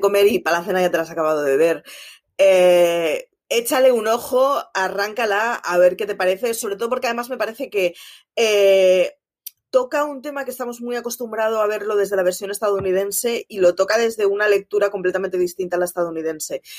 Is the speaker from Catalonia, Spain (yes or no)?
yes; Barcelona, Catalonia, Spain; soy de Barcelona, mis padres son de Euskadi